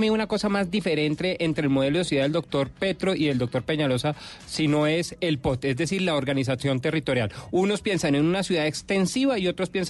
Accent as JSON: {"language": "Spanish", "region": "Bogotá", "country": "Colombia", "said": "Yo salí como bogotano feliz"}